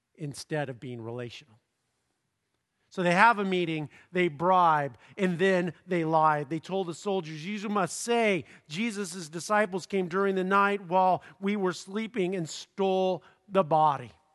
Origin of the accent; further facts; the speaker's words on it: Southern California, United States; I'm from Southern California